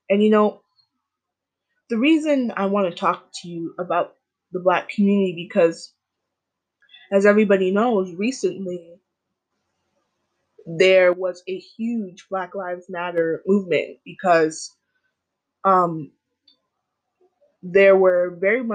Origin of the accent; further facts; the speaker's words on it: Jamaica; I am Black, I'm Jamaican